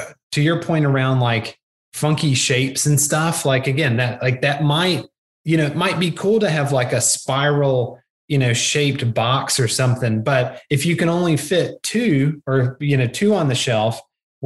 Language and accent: English; the South, United States; I'm from the South